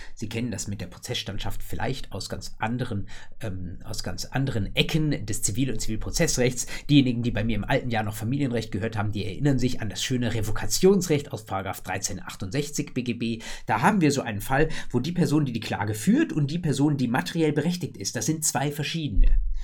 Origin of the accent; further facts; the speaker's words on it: Germany; bei uns in Deutschland